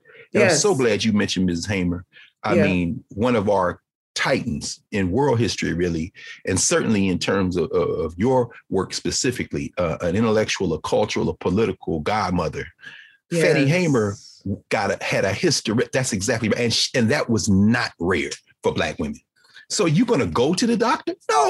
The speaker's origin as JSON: {"language": "English", "town": "Nashville", "region": "Tennessee", "country": "United States", "tie": "born or raised there", "said": "my hometown of Nashville."}